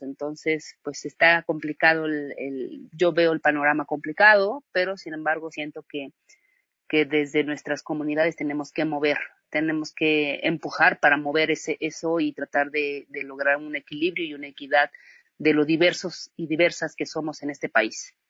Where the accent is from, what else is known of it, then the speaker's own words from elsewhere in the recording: Villa Guadalupe Victoria, Oaxaca, Mexico; moved away; also born or lived in Tlaxiaco / Mexico City; yo soy originaria aquí de Villa Guadalupe Victoria, me fui a estudiar a Tlaxiaco primero, después a la ciudad de Oaxaca